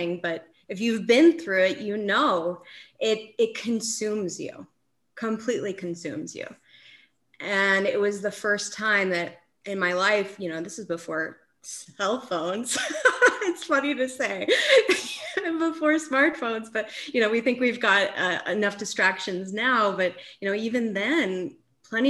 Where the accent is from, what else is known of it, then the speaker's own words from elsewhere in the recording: Aspen, Colorado, United States; So I live in Aspen. I grew up in Aspen, Colorado.